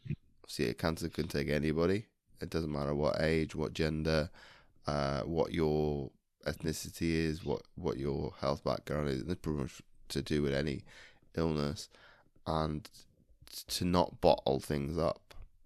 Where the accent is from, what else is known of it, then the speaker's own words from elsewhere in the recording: United Kingdom; And obviously, gosh, with both of us being British and you being a Londoner